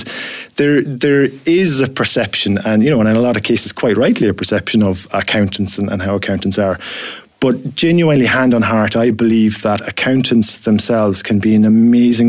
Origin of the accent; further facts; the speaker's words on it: Ireland; accent: Irish; now in Scotland; you'll have detected from the accent that I'm Irish myself